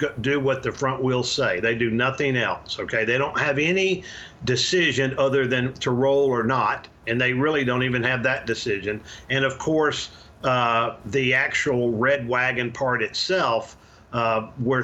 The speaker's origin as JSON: {"language": "English", "region": "Arkansas", "country": "United States", "tie": "born or raised there", "also_born_or_lived": "Louisiana", "moved": "as an adult", "lives_now": "Texas, United States", "said": "I was born in Louisiana and raised in Arkansas"}